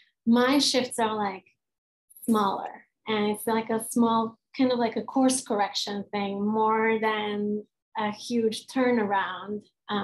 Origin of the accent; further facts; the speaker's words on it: Serbia; I'm a Hungarian that was born and raised in Yugoslavia, which is a non-existent country anymore. When I was 15 years old, we went through a civil war.